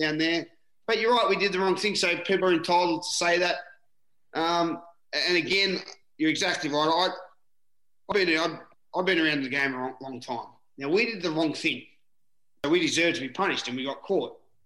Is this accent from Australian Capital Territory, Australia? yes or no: no; Newcastle, New South Wales, Australia; I'm a halfback from Newcastle